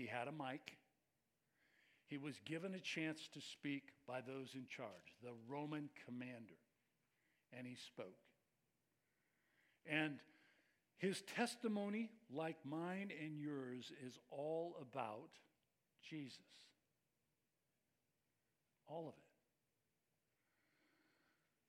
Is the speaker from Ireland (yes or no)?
no; Bay Area, California, United States; I grew up in the Bay Area. I was the son of a preacher